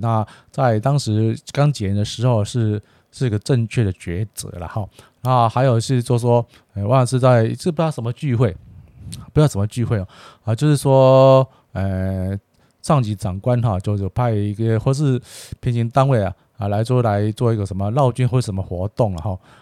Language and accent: Chinese; Taiwan; 秉持我们台湾人的这个优良的这个，啊，自古耐劳的精神